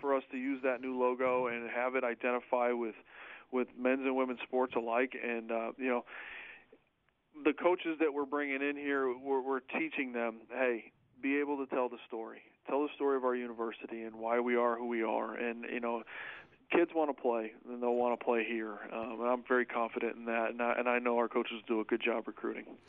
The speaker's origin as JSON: {"language": "English", "town": "Syracuse", "region": "New York", "country": "United States", "tie": "born or raised there", "moved": "as an adult", "said": "I'm originally from from the Syracuse, New York area. Uh, born and raised in New York"}